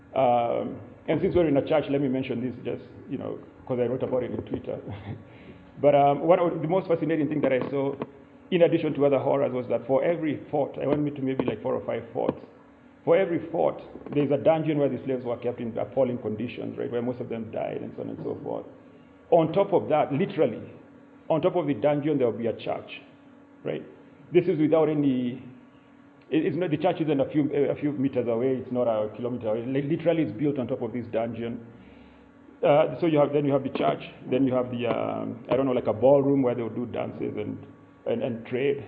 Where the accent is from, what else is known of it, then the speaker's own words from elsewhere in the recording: Limuru, Kiambu County, Kenya; moved away as an adult; also born or lived in Pennsylvania, United States; now in Ithaca, United States; Limuru is my home.